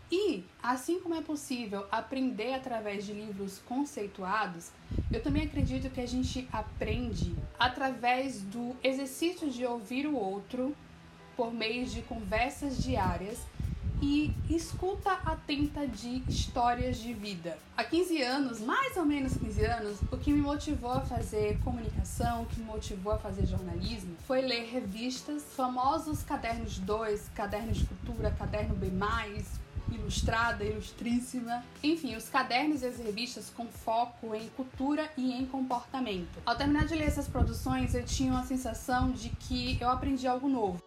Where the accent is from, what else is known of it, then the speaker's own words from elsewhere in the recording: Bahia, Brazil; also born or lived in Alagoinhas / Salvador; eu sou baiana, moro em Alagoinhas, no interior da Bahia, e em Salvador